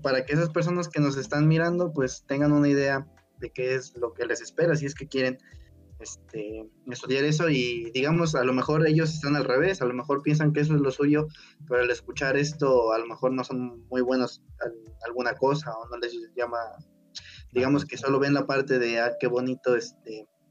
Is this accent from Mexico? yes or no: yes; Puebla, Mexico; yo soy de Puebla